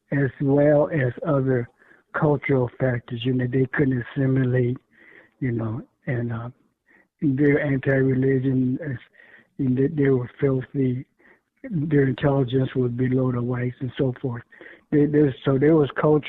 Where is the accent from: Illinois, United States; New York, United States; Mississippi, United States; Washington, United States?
Washington, United States; Seattle; I was born in Seattle a long time ago, 1942. Went to school here in Seattle